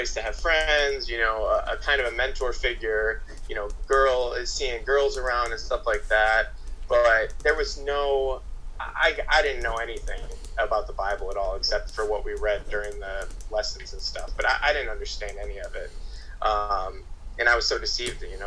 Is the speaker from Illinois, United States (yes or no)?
yes; outside of Chicago, Illinois, United States; moved away as an adult; also born or lived in Arizona; I grew up outside of Chicago